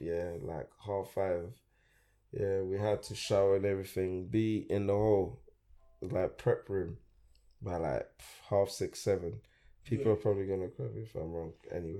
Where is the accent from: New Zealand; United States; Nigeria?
Nigeria; Lagos; also born or lived in England; now in United Kingdom; I was born in Nigeria, bro. Yeah? I was born in Lagos, bro. Lagos, Ikeja side, you know.